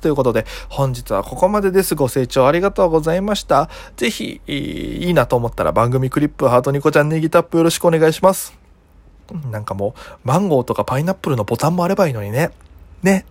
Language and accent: Japanese; Okinawa, Japan; 僕が沖縄出身